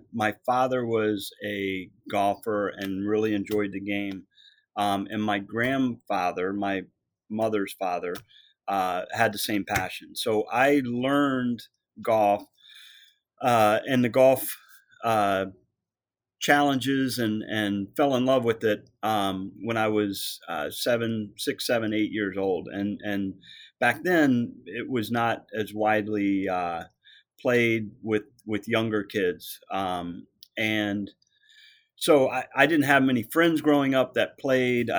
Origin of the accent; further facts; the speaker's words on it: Vienna, Virginia, United States; Westwood Country Club, which was in my hometown of Vienna